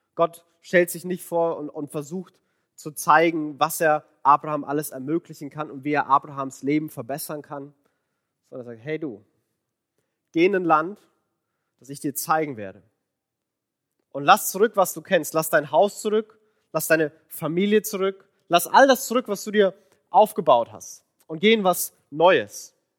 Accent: Franconia, Bavaria, Germany; accent: Franconian rolled R; moved away; ich bin Franke. Und das R, das rollt man so schön.

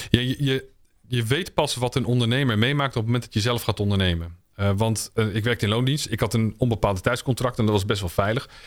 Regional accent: Utrecht, Netherlands; Ik ben geboren in Utrecht en opgegroeid in een achterstandswijk.

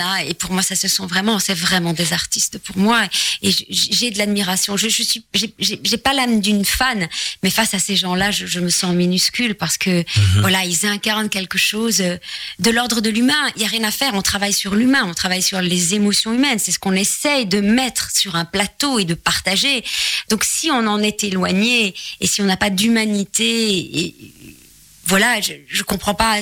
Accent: Charleroi, Wallonia, Belgium; accent: Belgian; moved away as an adult; now in Paris, France; je suis très attachée à mes origines. Euh, donc je suis née à Charleroi

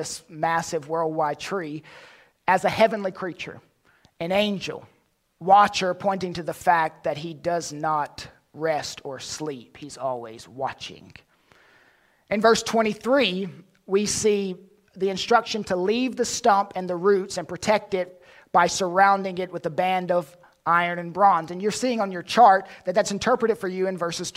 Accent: North Carolina, United States; When I was younger, growing up in North Carolina, like most boys in the South, I watched wrestling

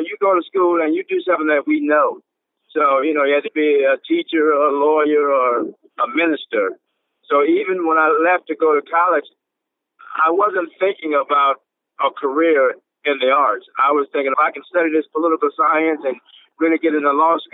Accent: St. Petersburg, Florida, United States; also born or lived in the country (rural, with grandmother) / Atlanta, Georgia; I eventually moved to live with my mother and stepfather in St. Petersburg, Florida. And we grew up pretty poor in St. Petersburg

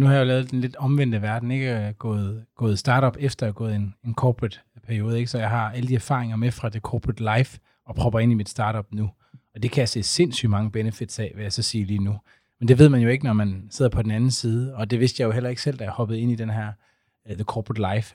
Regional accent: Aarhus, Central Denmark Region, Denmark; jeg er fra Aarhus

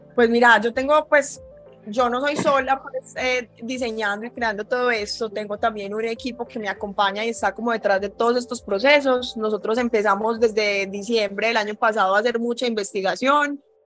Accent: Medellín, Antioquia, Colombia; also born or lived in New York; Yo nací en Nueva York, pero toda la vida he vivido acá en Medellín.

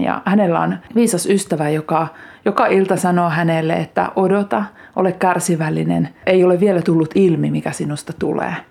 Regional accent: Kiihtelysvaara, North Karelia, Finland; also born or lived in Lemi; now in Lappeenranta, Finland; Syntymäseutu on kiihtelysvaara ja nyt kun asun Lappeenrannassa

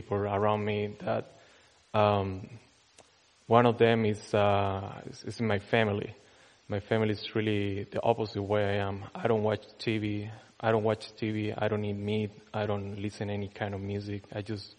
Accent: Chile; moved away; I'm from Chile

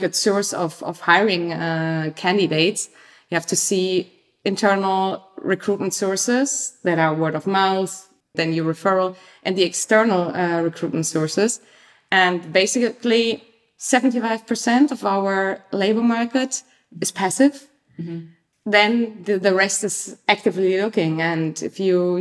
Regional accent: Germany; moved away as an adult; also born or lived in Leipzig / London / Paris / New York; now in Amsterdam, Netherlands; I'm from Germany. I studied in Leipzig, lived many places around the globe, London, Paris, New York, before I came to Amsterdam.

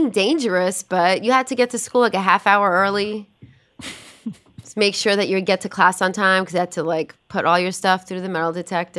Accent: New York City, New York, United States; So I'm a Brooklyn girl, born and raised, Sheepshead Bay. I'm probably the first person to shout out Sheepshead Bay on the radio, because growing up in Sheepshead Bay

